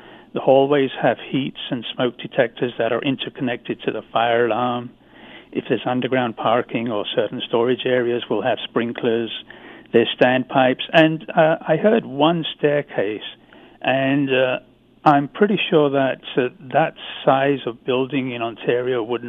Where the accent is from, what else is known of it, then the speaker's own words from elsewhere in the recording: London, United Kingdom; now in Canada; I grew up in London, not far, you know, 3 or 4 miles from that area.